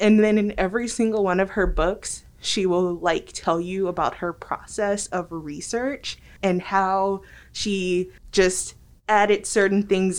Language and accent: English; Los Angeles, California, United States; moved away; I am originally from Los Angeles, California.